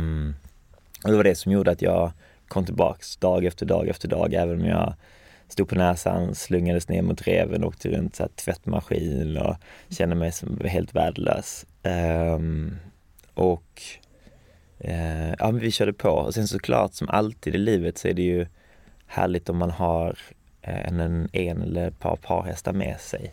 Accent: Falsterbo, Skåne, Sweden; also born or lived in Hawaii / Lund; jag växte upp um, i Skalna Falsterbo som mm. ligger i sydvästra Skåne

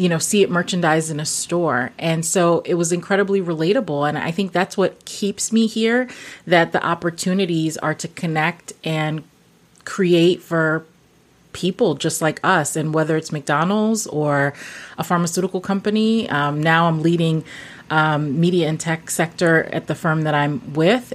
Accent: New York City, New York, United States; also born or lived in Guyana; my parents are from Guyana, South America. Mm-hmm. I grew up in Brooklyn.

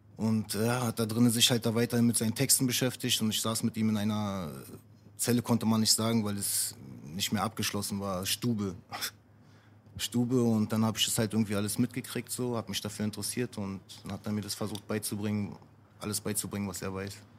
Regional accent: Neukölln, Berlin, Germany; Ich komme aus Neukölln, ich bin, äh, mein Vater ist Araber, meine Mutter ist Deutsche

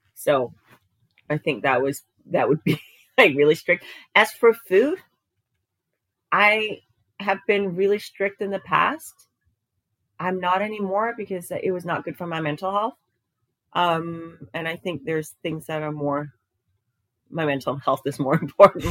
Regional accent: Denmark; moved away as an adult; now in United States; I grew up in Denmark. I ended up moving to a different continent, and I live in the U.S.

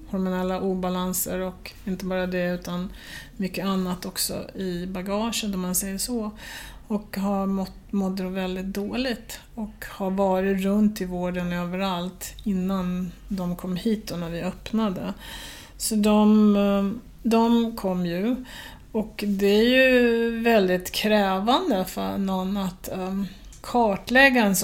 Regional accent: Sweden; jag kan ju säga eh, att vi, för jag är ju svensk själv, så därför kan jag ju säga det

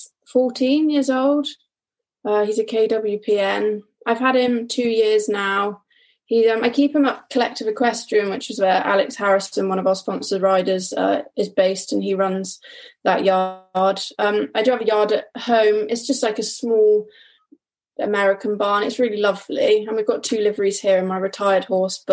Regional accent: North Somerset, South West England, United Kingdom; I'm from North Somerset

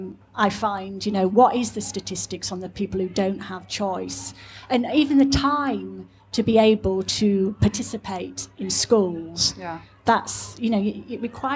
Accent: Scunthorpe, Yorkshire and the Humber, United Kingdom; moved away as an adult; now in London, United Kingdom; Scunthorpe, where I come from, is not very far from Doncaster.

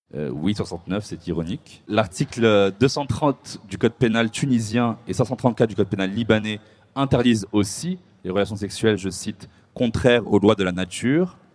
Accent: Morocco; le Maroc, ma terre natale

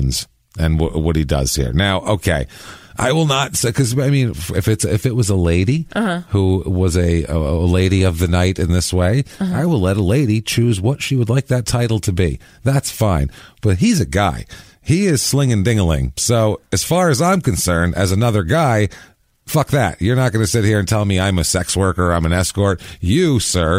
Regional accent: New York, United States; I'm from New York

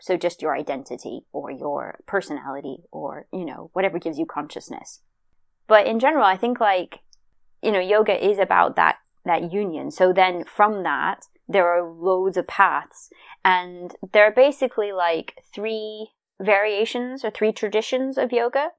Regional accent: United States; I'm American

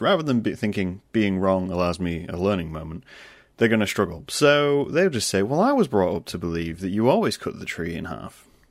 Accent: United Kingdom; also born or lived in Lincoln, Lincolnshire; I'm British

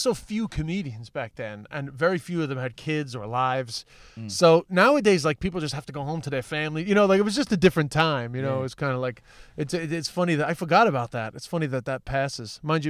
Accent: New York, United States; accent: New York; I mean, I'm just an Irish comedian with a New York accent, so that's just the way that it is.

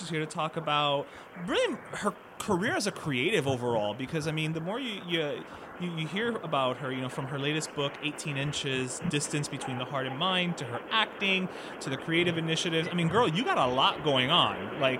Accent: Miami, Florida, United States; But I'm a born and raised Miami boy, and después de 40 años, I'm still not used to the rain.

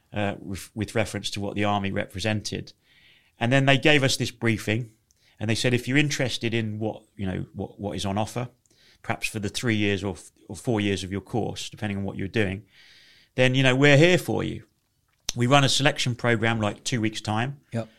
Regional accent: Leighton Buzzard, East of England, United Kingdom; I grew up in a small town in uh, Leighton Buzzard in Bedfordshire

